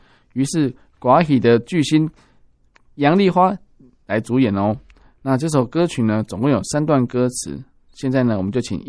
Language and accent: Chinese; Tainan, Taiwan; 我是道地的台南人嘛。